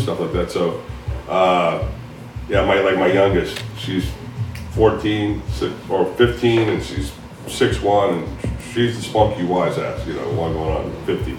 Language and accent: English; Daytona Beach, Florida, United States; now in Delaware County, United States; She's from Delco, and that's where I live, and I do claim it. I'm originally from Daytona Beach